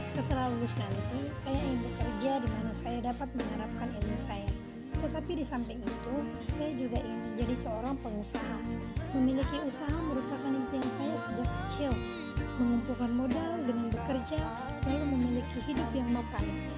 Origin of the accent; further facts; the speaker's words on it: Medan, North Sumatra, Indonesia; Saya berasal dari Kota Medan